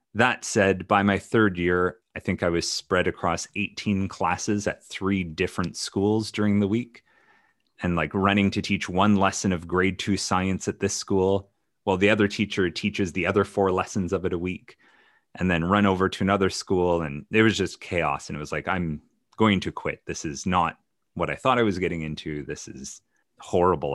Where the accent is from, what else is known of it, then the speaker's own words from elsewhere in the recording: Ontario, Canada; the Ontario, I grew up in Canada, so the Ontario system